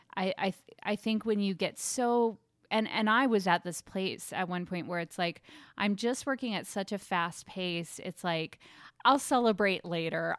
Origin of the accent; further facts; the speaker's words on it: Germany; moved away; I grew up in Germany